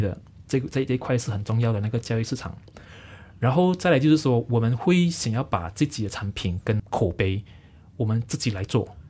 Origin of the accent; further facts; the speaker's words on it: Selangor, Malaysia; 我是来自这一个丹龙寺坝，丹江寺坝新庄十八新村。嗯。它其实是位于在这个雪兰莪州最南部的一个小镇